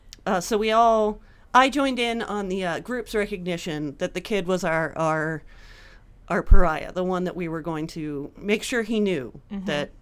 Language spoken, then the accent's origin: English; Napa, California, United States; I grew up in Napa. It's all segregated so that I only hung out with white kids, and it was all like upper middle class, the worst kind of rich.